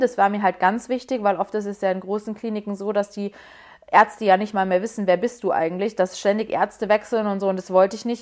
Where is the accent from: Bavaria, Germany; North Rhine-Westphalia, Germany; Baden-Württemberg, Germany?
Bavaria, Germany; Munich; moved away as an adult; now in Berlin, Germany; Ich komme ursprünglich aus München und ich muss sagen, ich habe in München tatsächlich auch eine Wohnung gesucht. Ich habe mir dann gesagt, okay, ich möchte jetzt ausziehen. Ich habe noch bei meinen Eltern gewohnt